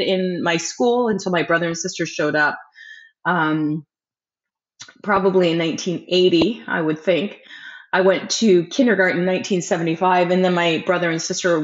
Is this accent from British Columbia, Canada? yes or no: no; Burlington, Ontario, Canada; also born or lived in Windsor, Ontario; I grew up in Burlington, Ontario, Canada in the 70s and 80s